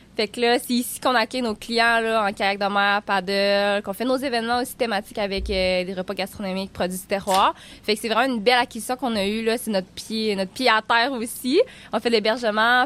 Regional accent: Baie-Comeau, Quebec, Canada; j'ai grandi à Bécomo.

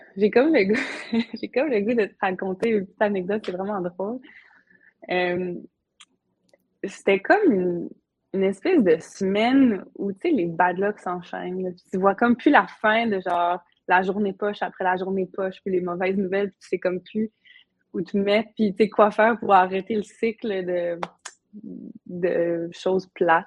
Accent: Havre-Saint-Pierre, Quebec, Canada; moved away as an adult; also born or lived in Montreal; je viens du Havre, j'ai grandi là

